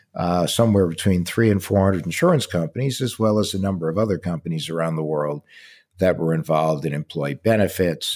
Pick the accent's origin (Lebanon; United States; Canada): United States; Warren, New Jersey; also born or lived in Plainfield, New Jersey; now in Arizona, United States; Born in, in Plainfield, New Jersey, raised in Warren